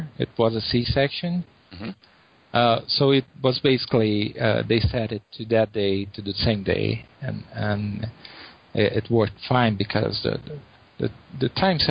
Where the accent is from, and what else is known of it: Brazil; English is a second language